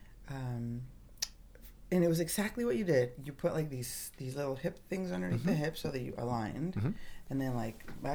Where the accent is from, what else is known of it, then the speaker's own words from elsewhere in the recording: Tijuana, Baja California, Mexico; I grew up in Tijuana, a street girl